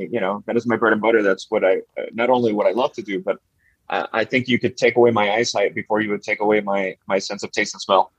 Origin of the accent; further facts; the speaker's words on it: Miami, Florida, United States; born and raised in Miami, Florida